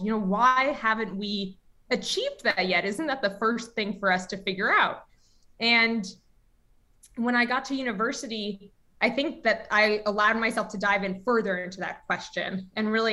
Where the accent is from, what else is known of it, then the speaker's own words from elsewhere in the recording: New York City, New York, United States; I grew up in New York City and was in public school my whole life